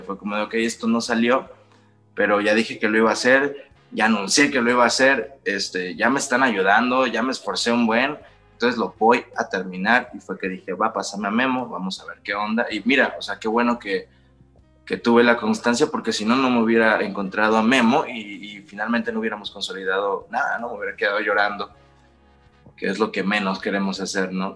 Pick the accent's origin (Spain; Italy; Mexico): Mexico; Los Cabos, Baja California Sur; moved away as an adult; now in Mexico City, Mexico; yo soy de una ciudad que se llama Los Cabos, Baja California Sur, que es todo playa y cosa bonita, y luego me vine acá a la Ciudad de México